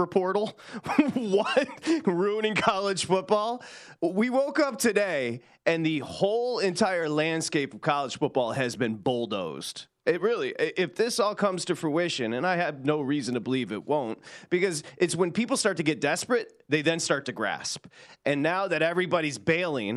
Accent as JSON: {"language": "English", "town": "Detroit", "region": "Michigan", "country": "United States", "tie": "born or raised there", "moved": "yes", "lives_now": "Los Angeles, United States", "said": "I was born in Michigan, born in Detroit, now live in Los Angeles"}